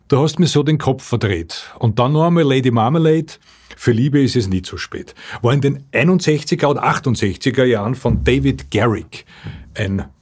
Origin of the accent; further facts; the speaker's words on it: Austria; In Deutschland sagt man einwecken. Bei uns in Österreich sagt man nicht einrechsen